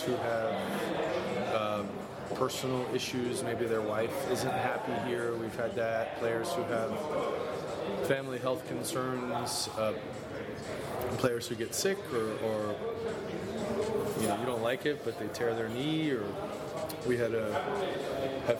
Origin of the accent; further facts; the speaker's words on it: Washington, District of Columbia, United States; I lived in Washington, D.C., grew up in the Washington area